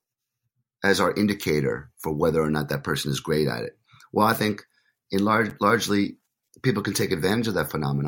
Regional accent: United States; as an American

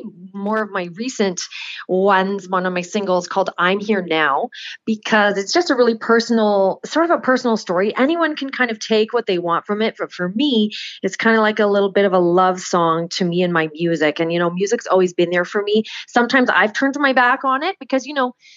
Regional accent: Oakville, Ontario, Canada; moved away as an adult; also born or lived in Nashville / Hanover; I'm originally from Oakville, Ontario

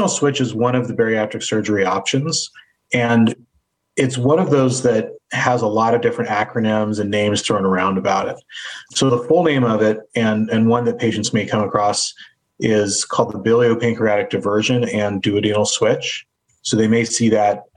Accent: Fort Bragg, California, United States; also born or lived in Durham, North Carolina; now in Cleveland, United States; I grew up in Northern California in a small town called Fort Bragg, which is on the coast about four hours north of San Francisco

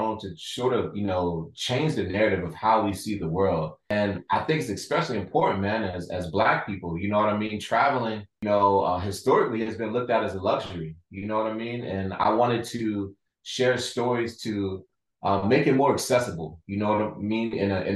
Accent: Baltimore, Maryland, United States; I'm from Baltimore

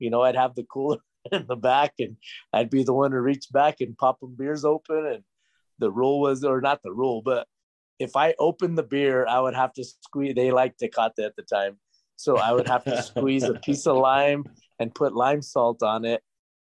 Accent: Albuquerque, New Mexico, United States; I'm from Albuquerque, New Mexico, born and raised over here in the 505.

